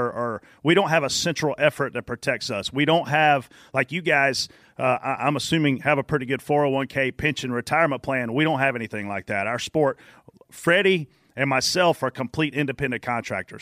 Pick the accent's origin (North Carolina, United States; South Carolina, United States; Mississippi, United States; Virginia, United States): South Carolina, United States; Pageland; I grew up in Pageland, South Carolina